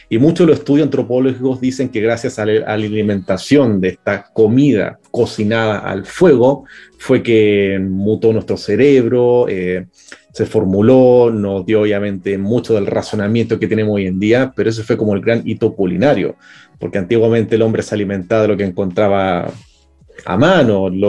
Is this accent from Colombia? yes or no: no; Chile; also born or lived in Germany / Europe; No nací en Chile, sí, pero he, ido a Alemania, he vivido bastante tiempo en Europa también, pero bueno, o sea, la mayor parte he estado acá en Chile, entonces o sea, ya me considero un chileno más